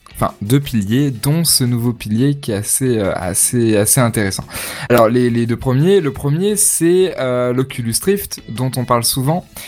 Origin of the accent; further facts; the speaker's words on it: France; On est français